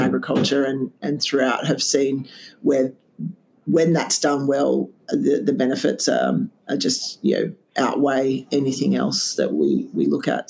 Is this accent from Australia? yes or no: yes; Canberra, Australian Capital Territory, Australia; moved away; I'm Canberra born and bred